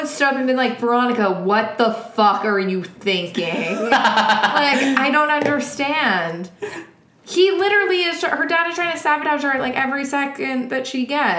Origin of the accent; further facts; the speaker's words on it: New York, United States; I'm literally from New York.